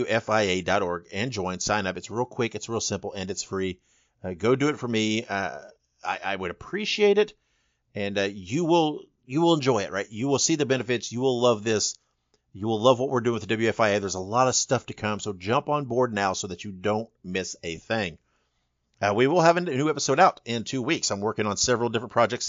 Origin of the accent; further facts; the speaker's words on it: Indiana, United States; moved away; I'm from Indiana originally.